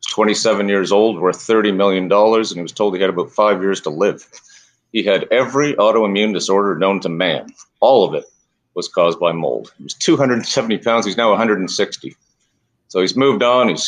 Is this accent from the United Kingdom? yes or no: no; Canada; moved away; I came from Canada just as they legalized marijuana.